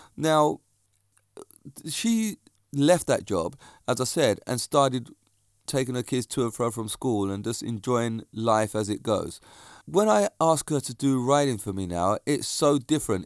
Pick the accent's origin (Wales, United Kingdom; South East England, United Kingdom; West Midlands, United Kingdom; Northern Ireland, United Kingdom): South East England, United Kingdom; Reigate; my hometown